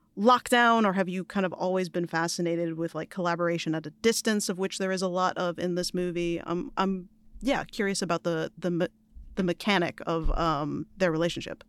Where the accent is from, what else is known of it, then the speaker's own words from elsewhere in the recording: New York, United States; As a New Yorker